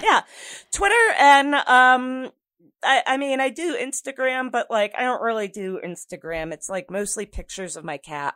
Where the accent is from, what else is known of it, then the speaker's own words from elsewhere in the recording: Stafford Springs, Connecticut, United States; moved away; when I was still living in my hometown in Connecticut, Stafford Springs